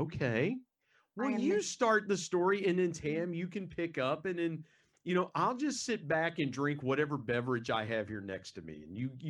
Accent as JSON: {"language": "English", "region": "West Virginia", "country": "United States", "said": "West Virginia is one of the poorest states in the United States, but it's home. It's home for my family and I."}